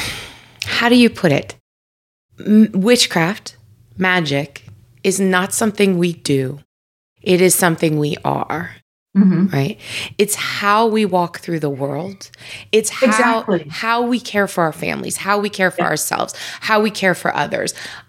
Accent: New York, United States; I grew up in New York, and I grew up in Italian families

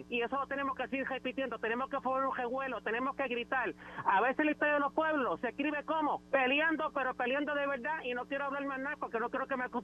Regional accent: Puerto Rico; Ese es el problema que tenemos los puertorriqueños, Zulma que somos boca abajo.

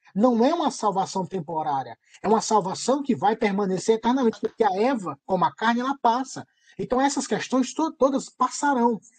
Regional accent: Ceará, Brazil; moved away; Eu sou cearense

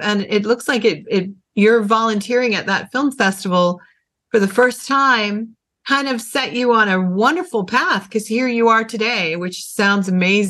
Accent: Tampa, Florida, United States; moved away; what was my hometown for most of my life

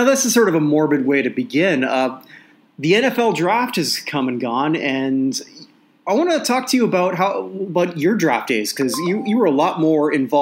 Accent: Canada; now in Barbados; my home country of Canada

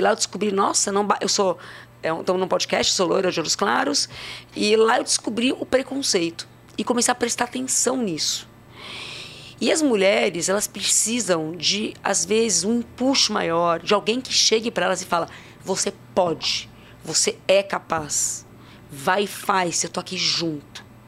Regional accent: São Paulo, Brazil; also born or lived in Santos; nasci em Santos, uh, morei a vida inteira em São Paulo, venho de uma família portuguesa com espanhol

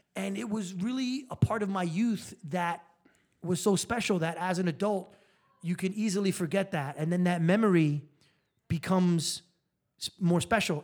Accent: New York, United States; moved away as an adult; now in Las Vegas, United States; I'm a New Yorker

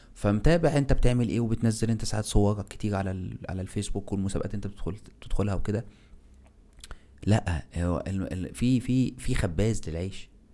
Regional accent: Egypt; now in Turkey; عندنا احنا ك ك ك كمصريين

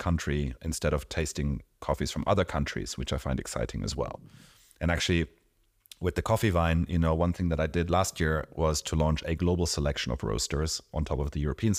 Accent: Mexico; born there; But I was born in Mexico. I go back almost every year.

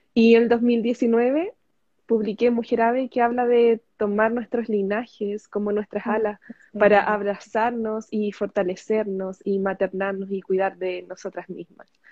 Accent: Chile; soy chilena. Actualmente estoy en Chile

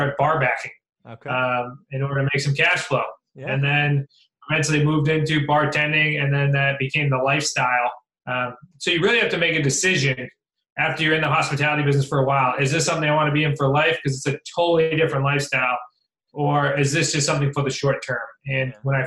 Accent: Central Massachusetts, United States; moved away as an adult; also born or lived in Worcester / Newport, Rhode Island; I was from Central Mass.

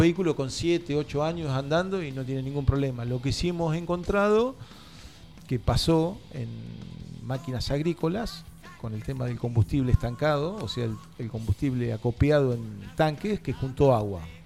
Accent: Tandil, Buenos Aires Province, Argentina

